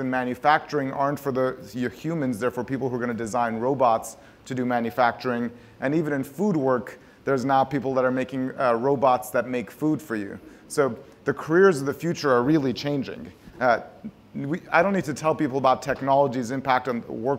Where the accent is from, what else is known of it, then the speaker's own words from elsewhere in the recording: Tehran, Tehran Province, Iran; We grew up in Tehran, Iran, not very far from here